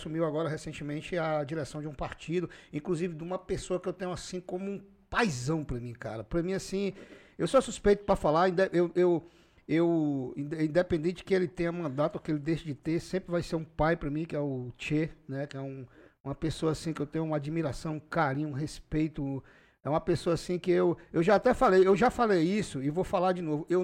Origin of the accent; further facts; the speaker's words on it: Rio Branco, Acre, Brazil; Eu sou daqui de Rio Branco